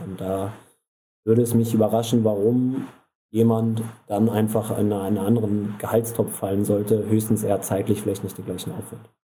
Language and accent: German; Rostock, Mecklenburg-Vorpommern, Germany; moved away; also born or lived in Hamburg; ich bin gebürtig aus Rostock